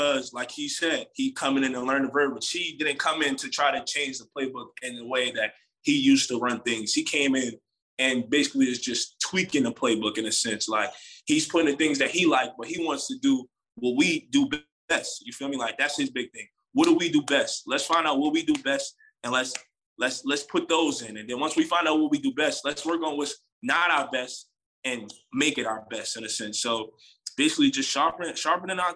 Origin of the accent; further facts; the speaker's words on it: New York, United States; moved away; I'm from New York